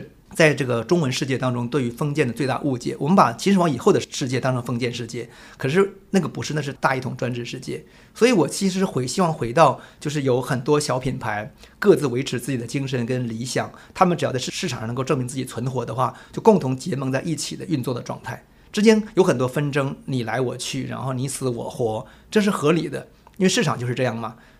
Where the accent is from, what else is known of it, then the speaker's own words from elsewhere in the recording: Jilin, China; now in Taiwan; 我是一九七零年代出生，我出生时候我还依稀当中我还记得毛泽东去世时候，我们在那个村庄的长白山里边一所小学校的操场上给他默哀的镜头。